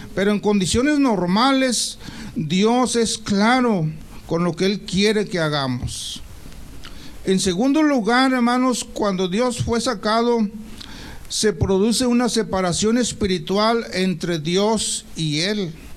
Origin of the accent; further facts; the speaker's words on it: Mexico; nosotros como mexicanos